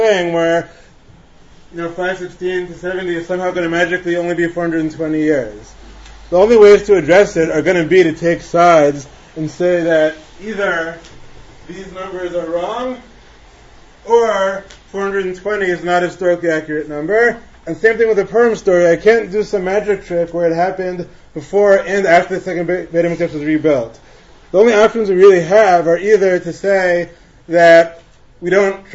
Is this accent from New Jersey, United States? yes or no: yes; Teaneck, New Jersey, United States; I grew up in Teaneck